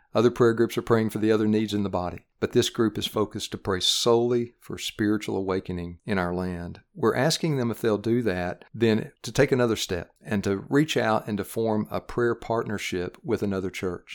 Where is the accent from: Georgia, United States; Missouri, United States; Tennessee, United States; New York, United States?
Tennessee, United States; Knoxville; I grew up in Knoxville, Tennessee, where I'm serving, uh, now as the Director of Missions